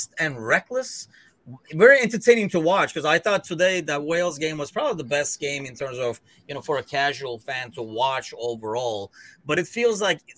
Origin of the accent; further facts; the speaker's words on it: Istanbul, Turkey; moved away as an adult; also born or lived in London; now in Chicago, United States; I am actually originally from Istanbul, Turkey